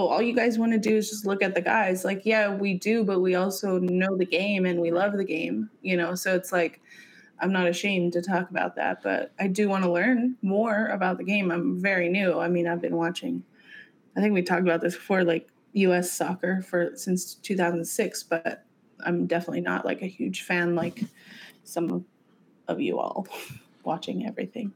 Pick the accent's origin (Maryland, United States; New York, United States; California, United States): California, United States; San Diego; I'm from Paradise Hills